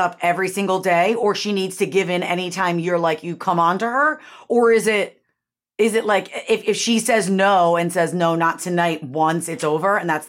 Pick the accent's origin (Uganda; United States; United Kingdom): United States; Syracuse, New York; moved away; also born or lived in Connecticut; I grew up in Syracuse, which is very much like Buffalo.